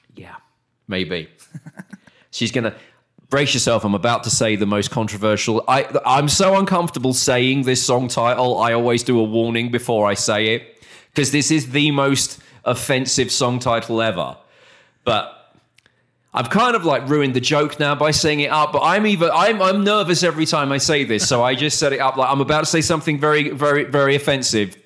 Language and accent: English; United Kingdom; moved away as an adult; also born or lived in Arizona; now in Texas, United States; we're British